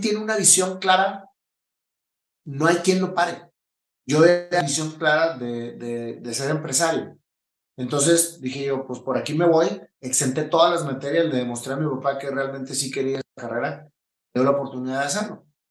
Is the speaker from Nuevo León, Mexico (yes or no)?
yes; Monterrey, Nuevo León, Mexico; moved away; also born or lived in Chihuahua; soy de México, nací en Monterrey, Nuevo León, en el mero centro de la ciudad